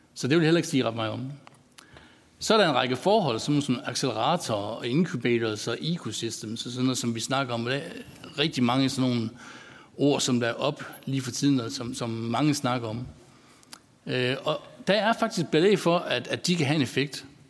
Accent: North Jutland, North Denmark Region, Denmark; accent: North Jutlandic; som I godt kan høre, så er jeg fra Nordjylland

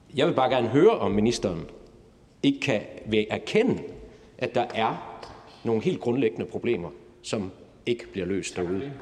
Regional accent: Viborg, Central Denmark Region, Denmark; der, hvor jeg kommer fra i, i Viborg

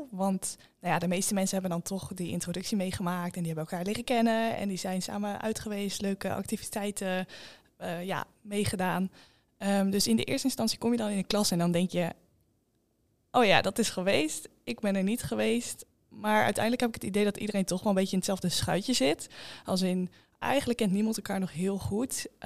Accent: Flevoland, Netherlands; ik kom uit Flevoland, dus best wel eindje reizen.

